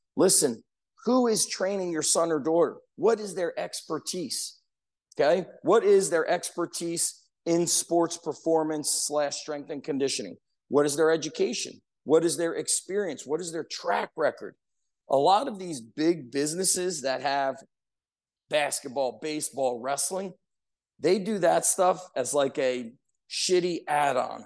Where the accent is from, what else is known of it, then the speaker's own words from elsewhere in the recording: Edison, New Jersey, United States; where I grew up in Edison, there was a park, Roosevelt Park